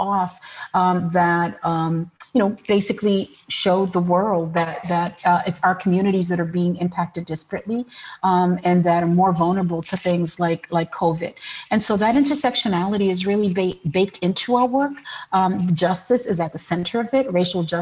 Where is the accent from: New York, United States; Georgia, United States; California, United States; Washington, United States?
New York, United States; New York City; also born or lived in Brooklyn; I'm Puerto Rican and I was born in New York City